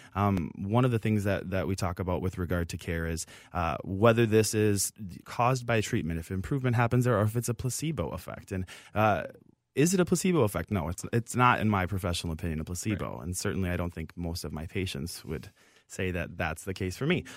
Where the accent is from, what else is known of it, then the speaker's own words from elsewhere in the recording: Minneapolis, Minnesota, United States; born and raised here in Minnesota. I'm from the Twin Cities originally